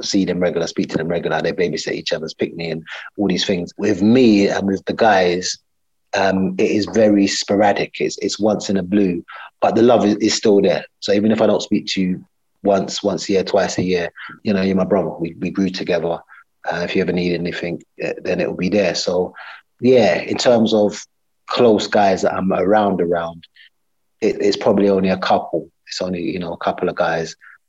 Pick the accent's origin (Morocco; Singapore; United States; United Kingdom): United Kingdom; Yes, British Yardie. I'm British Yardie.